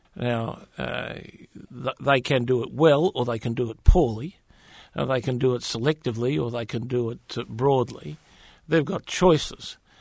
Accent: Western Australia, Australia; my home state of Western Australia

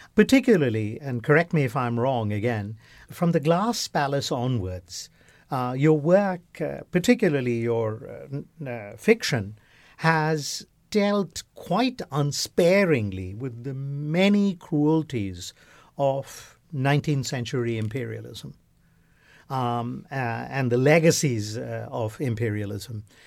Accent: West Bengal, India; moved away; all of us growing up in India, particularly in Bengal, uh, uh, where, uh, I recall as a child

